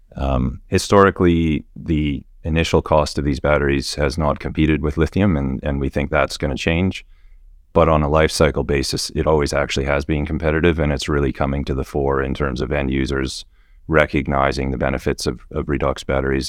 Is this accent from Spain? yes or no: no; Western Canada, Canada; moved away as an adult; now in Perth, Australia; I grew up in Western Canada